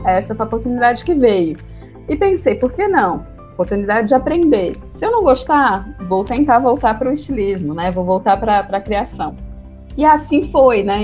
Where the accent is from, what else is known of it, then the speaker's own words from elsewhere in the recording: Fortaleza, Ceará, Brazil; deixar minha cidade natal, Fortaleza